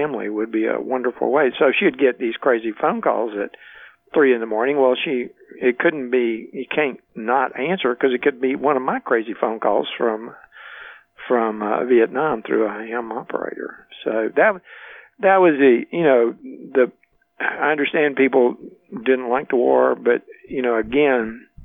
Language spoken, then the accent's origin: English; Baytown, Texas, United States; moved away as an adult; also born or lived in Germany / Richmond / Atlanta; moved them back to my hometown. We, you know, my family lived in Baytown